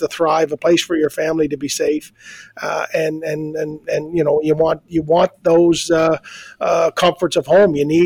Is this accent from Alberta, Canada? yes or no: no; Georgetown, Prince Edward Island, Canada; I grew up in Georgetown.